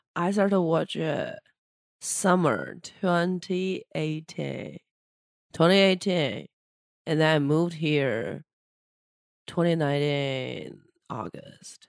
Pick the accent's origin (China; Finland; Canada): China; moved away as an adult; now in New York, United States; I'm a Chinese person from China